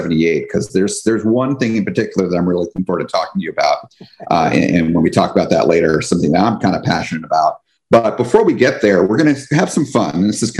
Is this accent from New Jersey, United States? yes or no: yes; New Jersey, United States; also born or lived in Washington; now in Florida, United States; But, you know, certainly for me, I grew up on the East Coast. And for me, 4 years old, that was me living in New Jersey.